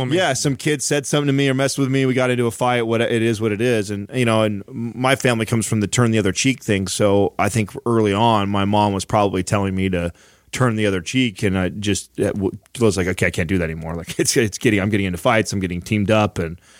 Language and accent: English; San Jose, California, United States; also born or lived in Woodland Park, Colorado; I've grown up in areas uh, like San Jose. I was born in San Jose